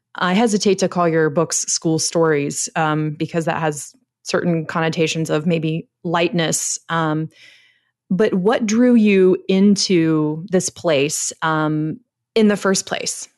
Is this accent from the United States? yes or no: yes; United States; I'm an American